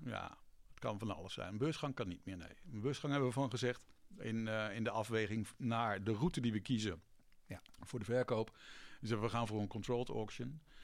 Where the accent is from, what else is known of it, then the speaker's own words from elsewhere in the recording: Vlissingen, Zeeland, Netherlands; moved away; also born or lived in Breda; ik kom niet uit Zeeland, maar ik kom ook nog uit Vlissingen.